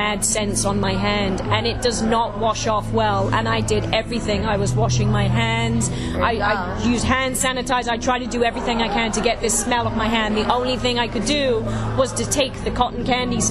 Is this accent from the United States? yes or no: no; England, United Kingdom; moved away as an adult; I'm originally from England, and I started off in a circus there